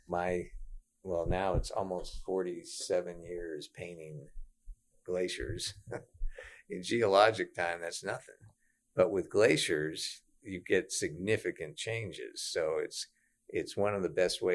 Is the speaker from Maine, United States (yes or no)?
yes; Maine, United States; moved away as an adult; now in Cordova, United States; I grew up in Maine.